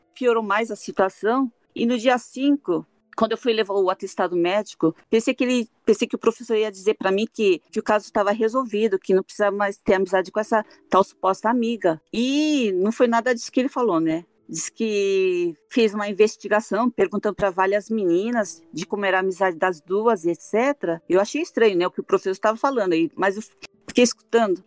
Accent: Brazil; moved away as an adult; now in Hokkaido, Japan; eu saí do Brasil com 22 anos e vim para o Japão

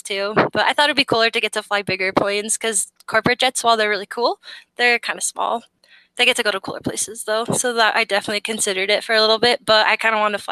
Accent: Colorado, United States; I'm from Colorado

